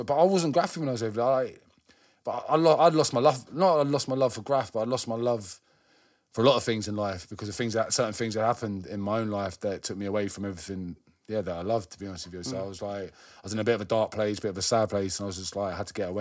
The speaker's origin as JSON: {"language": "English", "region": "London", "country": "United Kingdom", "tie": "born or raised there", "said": "where I grew up around Northwest, it was everyone I knew that was graffiti was drum and bass heads"}